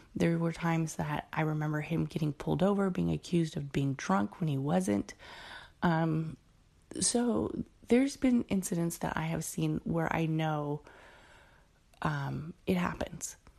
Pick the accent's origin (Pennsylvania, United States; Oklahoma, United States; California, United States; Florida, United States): California, United States; Oakland; also born or lived in San Leandro; I grew up in Oakland until I was like about 15